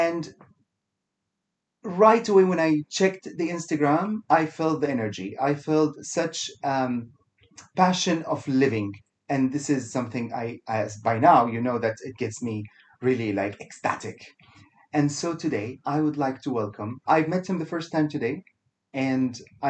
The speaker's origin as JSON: {"language": "English", "country": "Kuwait", "moved": "yes", "lives_now": "Dubai, United Arab Emirates", "said": "I am from originally from Kuwait"}